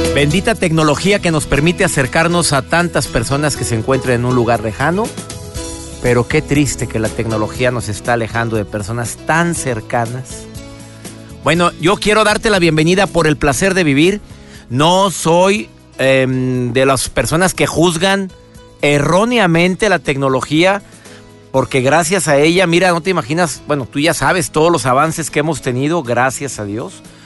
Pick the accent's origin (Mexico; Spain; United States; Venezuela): Mexico; mi país, en México